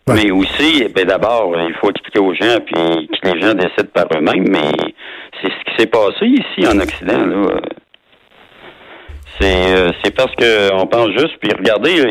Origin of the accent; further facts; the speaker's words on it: Quebec City, Quebec, Canada; moi je suis de Québec